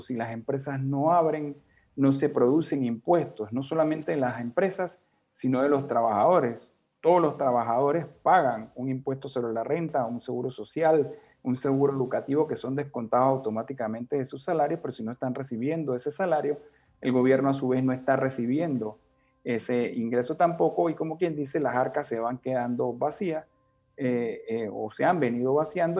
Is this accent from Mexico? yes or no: no; Panama; todos como panameños